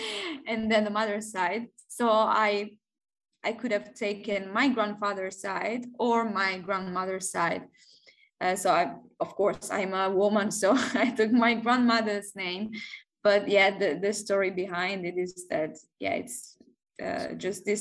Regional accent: Barletta, Apulia, Italy; English is a second language; moved away as an adult; also born or lived in Netherlands; now in Mexico; I'm from there and I grew up there. I lived there for 22 years, well, almost 23

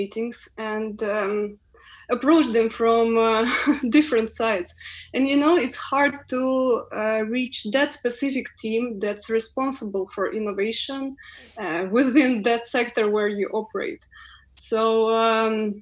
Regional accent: Ukraine; English is a second language; moved away as an adult; now in London, United Kingdom; We're coming from overseas. I'm from Ukraine.

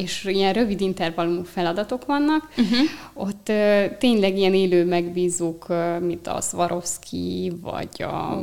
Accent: Eger, Heves, Hungary; Egerből származom

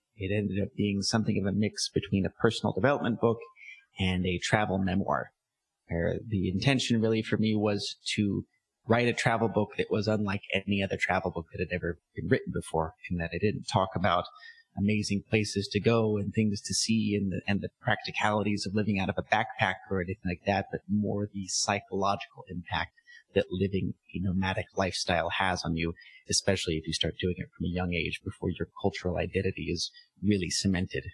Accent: San Diego, California, United States; moved away as an adult; also born or lived in Armenia; now in Philippines; where I come from, San Diego

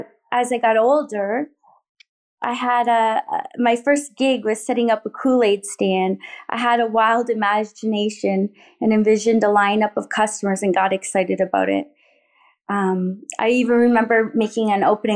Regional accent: Thorold, Ontario, Canada; We lived in a modest neighborhood in the small town of Thorold on the Niagara Peninsula.

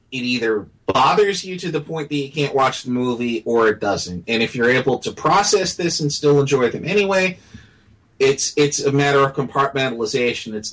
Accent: United States; as an American

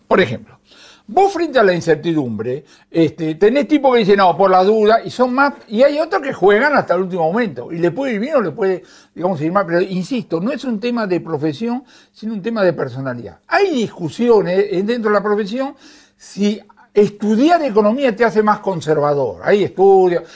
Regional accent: Buenos Aires, Argentina; yo nací en Liniers

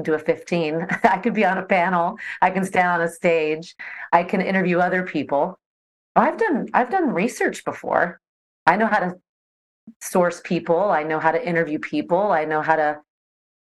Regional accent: Seattle, Washington, United States; moved away as an adult; also born or lived in Netherlands / Sydney, Australia; I grew up in the Seattle area and went to the University

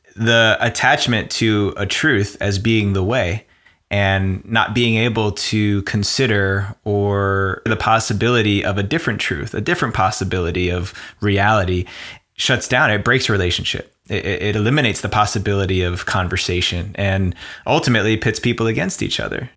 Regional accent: New Jersey, United States; I grew up in New Jersey, right outside of New York

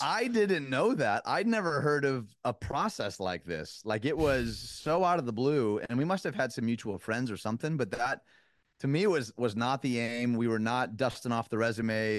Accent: Detroit, Michigan, United States; moved away as an adult; also born or lived in Chicago; now in Nashville, United States; born and raised in Detroit

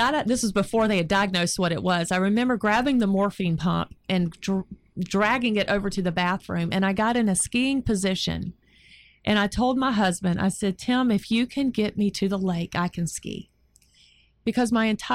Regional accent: North Carolina, United States; My hometown

